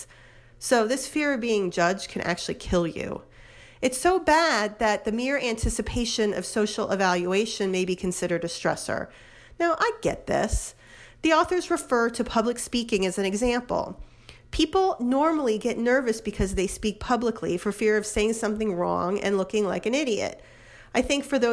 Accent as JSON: {"language": "English", "region": "New Jersey", "country": "United States", "tie": "born or raised there", "said": "my home state of New Jersey"}